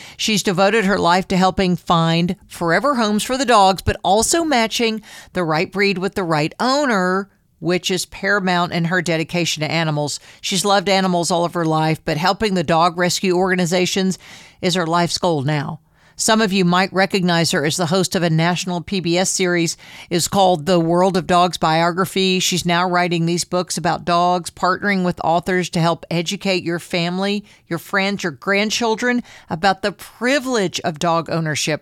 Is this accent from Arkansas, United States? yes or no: yes; Southeast Arkansas, United States; I grew up some in Southeast Arkansas, which has a lot of cotton farming